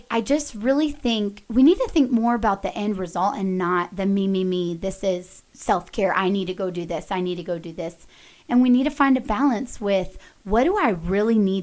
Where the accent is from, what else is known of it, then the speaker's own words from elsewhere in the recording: Dallas, Texas, United States; moved away as an adult; now in Colorado, United States; I grew up in Dallas, very fashion forward area